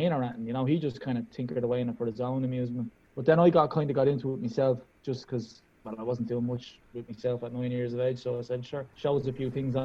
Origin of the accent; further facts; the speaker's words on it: Dublin, Leinster, Ireland; now in Donegal, Ireland; from Dublin, from officially the best area in Dublin, known as Drimna